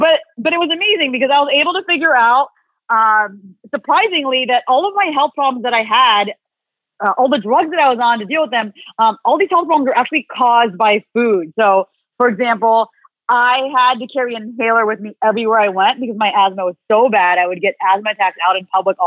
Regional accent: Southern California, United States; I grew up in Southern California, raised by a Vietnamese immigrant mom

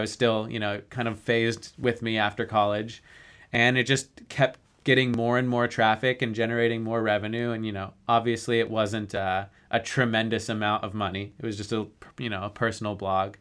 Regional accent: Denver, Colorado, United States; growing up in Denver

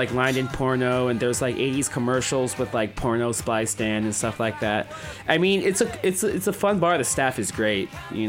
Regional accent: San Francisco, California, United States; I grew up in San Francisco

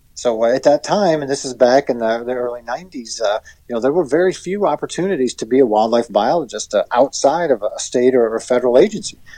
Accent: Pennsylvania, United States; my home state and your neighbor, uh, Pennsylvania

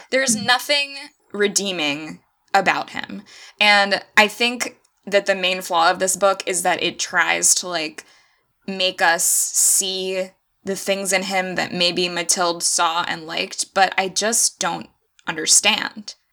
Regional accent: Florida, United States; I'm from Florida

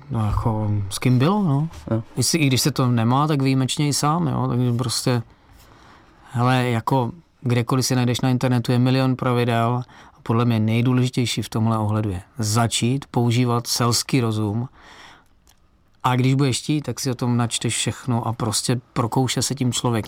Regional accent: Czechia; pocházím z Beskydy a tam mě rodiče prostě brali na svach

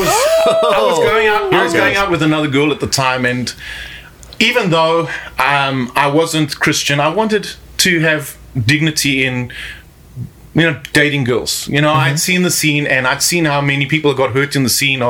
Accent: South Africa; moved away as an adult; now in Mexico; I grew up in South Africa

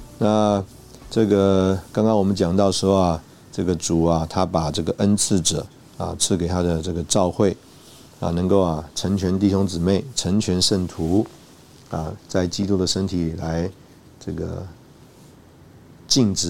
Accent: China; 这个我们中国人呢不太会这种 small talk。

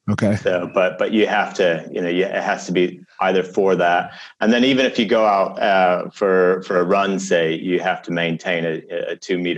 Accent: Chicago, Illinois, United States; "Well, you know, I grew up in Chicago," and they look at me and they go, "No, you're not. You, that, your English sounds like slightly off."

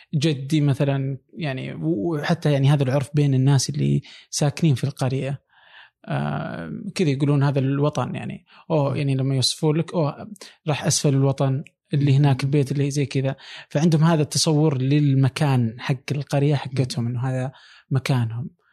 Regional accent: Saudi Arabia; moved away

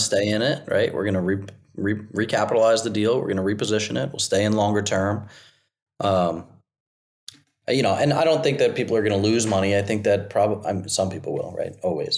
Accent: New Jersey, United States; now in South Carolina, United States; I'm from Jersey. I landed in South Carolina

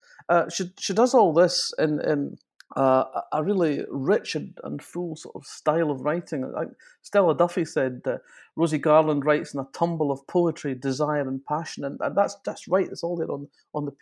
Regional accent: Fife, Scotland, United Kingdom; I come from Fife up in Scotland

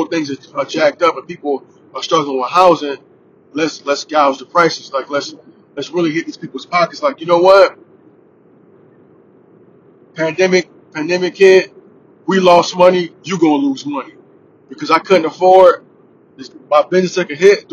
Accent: United States; I'm American

